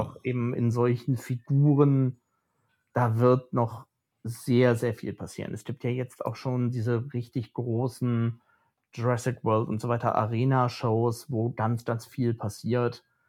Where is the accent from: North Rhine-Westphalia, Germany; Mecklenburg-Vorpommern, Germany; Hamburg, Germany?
North Rhine-Westphalia, Germany; near Phantasialand; ich bin ganz in der Nähe vom Phantasialand aufgewachsen.